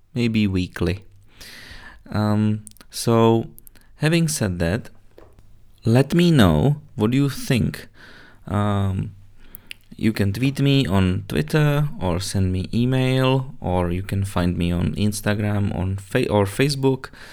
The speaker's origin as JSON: {"language": "English", "country": "Czechia", "also_born_or_lived": "Britain", "second_language": "English", "moved": "yes", "said": "you already spotted my little accent. Well, anyone who guessed I'm originally from Czech Republic guessed it right"}